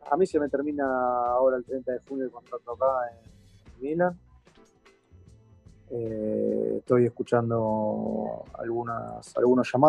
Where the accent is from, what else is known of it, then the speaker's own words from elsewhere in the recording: Argentina; Sé lo que significaría, no solamente para, para nosotros como argentinos, sino para, para él personalmente.